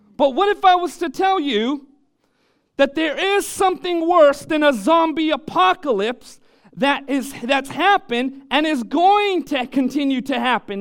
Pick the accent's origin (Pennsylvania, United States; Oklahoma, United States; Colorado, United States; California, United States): California, United States; Orange County; moved away; I was born and raised in Orange County